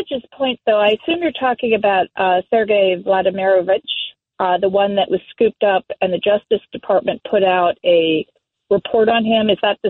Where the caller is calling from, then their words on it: Philadelphia, Pennsylvania, United States; First things first, I'm dialing in from Philadelphia